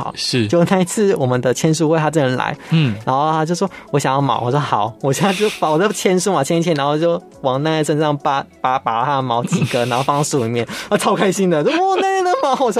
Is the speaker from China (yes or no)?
no; central Taiwan, Taiwan; 因为因为中部是我生我的土生土长的地方嘛